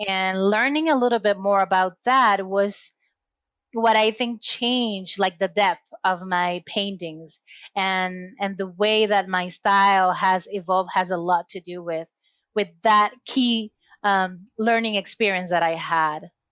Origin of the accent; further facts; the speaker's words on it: Puerto Rico; moved away as an adult; now in Massachusetts, United States; I was born and raised in Puerto Rico, so I'm Latina, and recently moved to Massachusetts when I'm located right now